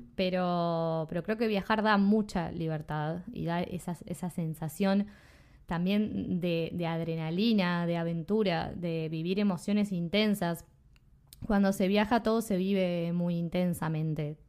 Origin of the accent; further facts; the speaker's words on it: Uruguay; also born or lived in Spain / Australia; soy de Uruguay